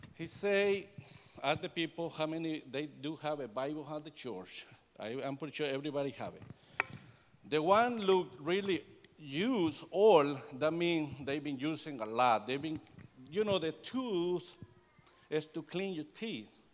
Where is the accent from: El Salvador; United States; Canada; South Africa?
El Salvador; English is a second language; moved away; I am Hispanic from El Salvador, Central America